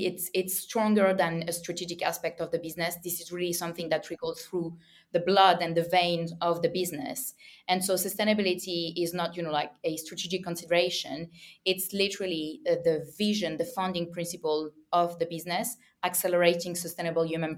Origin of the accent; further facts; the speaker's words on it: France; accent: French; English is a second language; I come from a region in France, as you can hear my French accent